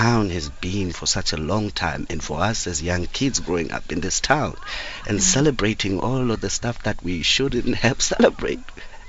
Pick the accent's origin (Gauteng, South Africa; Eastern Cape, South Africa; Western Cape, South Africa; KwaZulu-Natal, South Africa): Eastern Cape, South Africa; Grahamstown; I'm from Grahamstown. I was born and raised here.